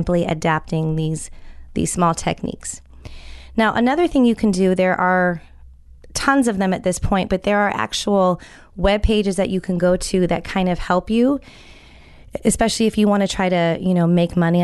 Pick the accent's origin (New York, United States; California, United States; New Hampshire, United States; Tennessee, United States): California, United States; I'm from California